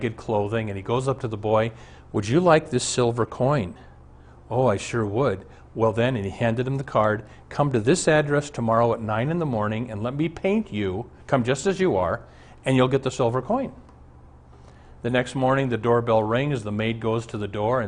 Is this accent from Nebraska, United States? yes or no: yes; Omaha, Nebraska, United States; Our family doctor growing up in Omaha was Dr. Armbrust.